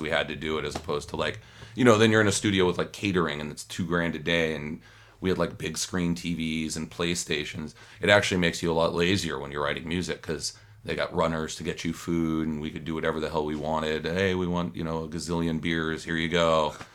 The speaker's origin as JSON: {"language": "English", "town": "Los Angeles", "region": "California", "country": "United States", "tie": "born or raised there", "said": "I'm from Los Angeles, from Hollywood."}